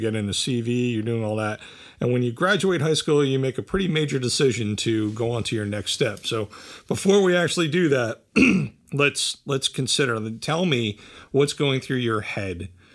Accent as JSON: {"language": "English", "town": "Bridgewater", "region": "New Jersey", "country": "United States", "tie": "born or raised there", "said": "I grew up in Bridgewater, uh, which is a little bit away"}